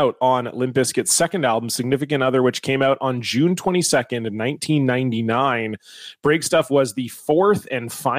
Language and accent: English; Canada; fellow Canadian.